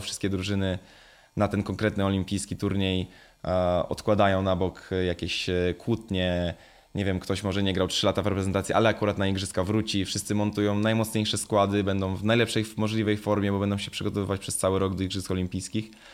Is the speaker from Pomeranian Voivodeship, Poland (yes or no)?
no; Jawor, Lower Silesian Voivodeship, Poland; moved away; Ja też czasami będąc w, w rodzinnym Jaworze